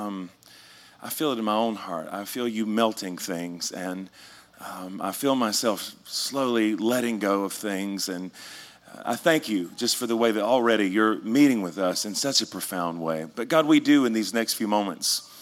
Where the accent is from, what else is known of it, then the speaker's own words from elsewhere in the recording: rural North Carolina, United States; I grew up around the Pentecostals, kind of, you know, like rural North Carolina is really kind of where I'm from